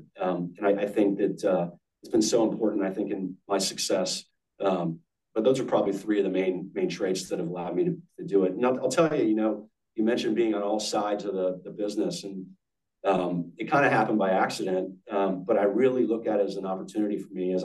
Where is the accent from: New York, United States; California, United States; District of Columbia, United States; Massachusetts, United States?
District of Columbia, United States; Washington; moved away; also born or lived in Georgia; I grew up in the Washington, D.C. area. My dad was a officer in the Navy for 30 plus years